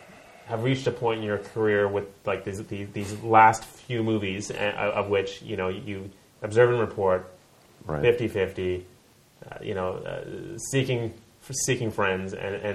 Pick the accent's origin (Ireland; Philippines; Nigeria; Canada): Canada; I'm from Canada.